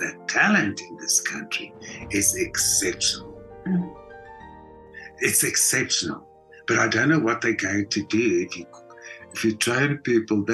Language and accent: English; Johannesburg, Gauteng, South Africa; also born or lived in Europe; I was born and raised in Johannesburg